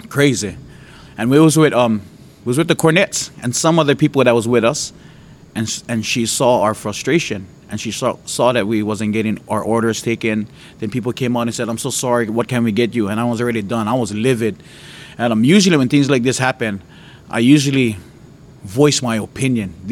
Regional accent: Hawaii, United States; when you're born and raised in Hawaii, there's this hatred you you kind of almost inherit

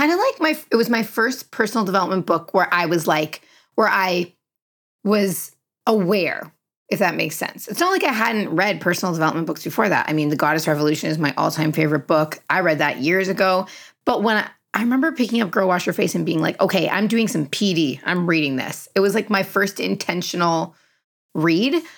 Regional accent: Canada; I'm very Canadian in that way

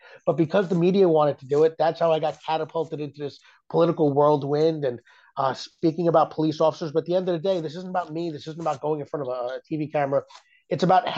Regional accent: New York City, New York, United States; So growing up here, we had the Latin Kings, the Bloods, and the Crips

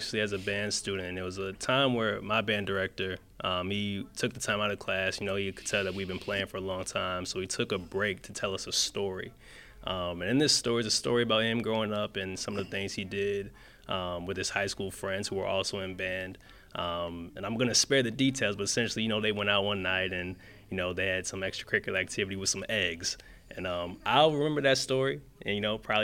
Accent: Windsor, Connecticut, United States; also born or lived in Hampton, Virginia; growing up in Windsor

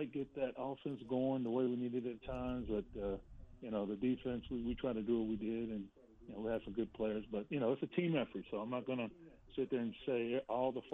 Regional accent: Plano, Texas, United States; growing up in Plano

